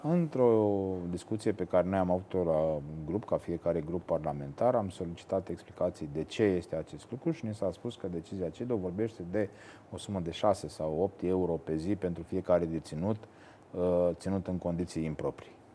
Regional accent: Botoșani, Botoșani County, Romania; Eu din Botoșani sunt mândru că îl avem și pe Nicolae Iorga

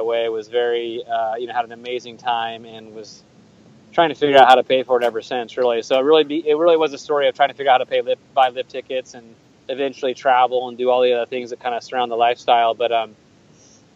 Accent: Oregon, United States; also born or lived in Seattle, Washington; I was born in Seattle, but I grew up in Oregon.

